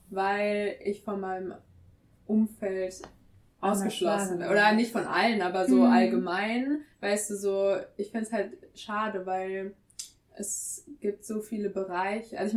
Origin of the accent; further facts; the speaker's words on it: Frankfurt, Hesse, Germany; Aber also manchmal will ich schon sagen, Deutschland ist schon meine Heimat, vor allem wenn ich im Ausland länger bin